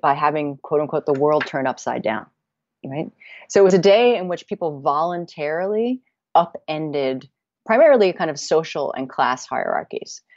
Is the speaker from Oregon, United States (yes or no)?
no; Connecticut, United States; my hometown in Connecticut